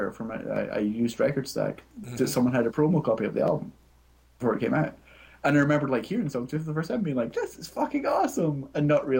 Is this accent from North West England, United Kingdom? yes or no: no; Scotland, United Kingdom; I'm Scottish.